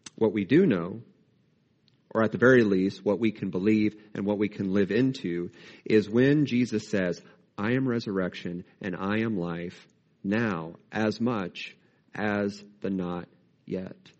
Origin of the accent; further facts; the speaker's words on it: United States; as American Christians